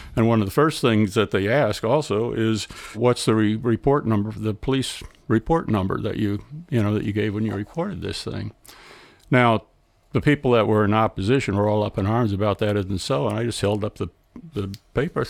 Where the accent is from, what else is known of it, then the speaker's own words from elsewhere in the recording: Delaware, United States; We come from Delaware